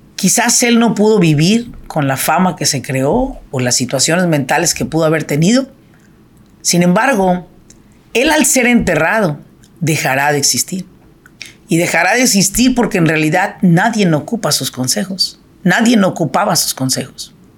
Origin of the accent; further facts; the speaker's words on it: Michoacán, Mexico; now in Irvine, United States; yo soy de Michoacán